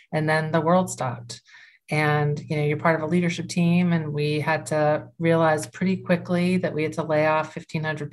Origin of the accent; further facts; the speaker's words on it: York, Maine, United States; moved away as an adult; also born or lived in Chicago; my hometown in York, Maine